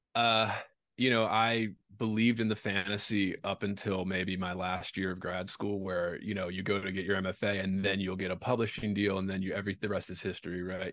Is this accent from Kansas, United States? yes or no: no; Baltimore, Maryland, United States; moved away as an adult; also born or lived in Louisiana; now in Las Vegas, United States; I'm from Baltimore originally. I did. I went to undergrad in Baltimore